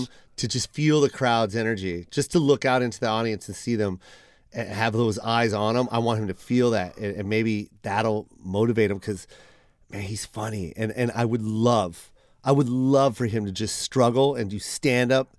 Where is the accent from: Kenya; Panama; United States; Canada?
United States; Seattle, Washington; I was from Seattle